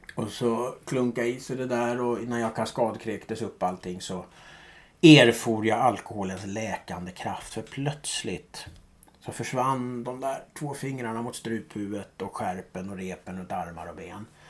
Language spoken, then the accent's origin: Swedish; Stockholm, Stockholm County, Sweden; jag är uppvuxen i Gubbängen.